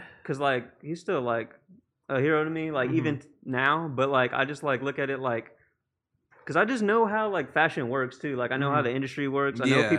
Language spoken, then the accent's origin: English; South San Francisco, California, United States; I'm from South San Francisco.